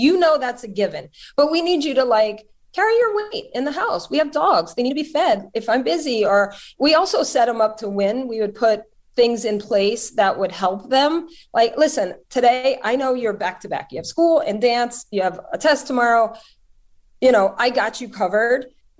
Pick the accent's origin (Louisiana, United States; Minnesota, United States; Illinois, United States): Louisiana, United States; moved away; so I'm from Louisiana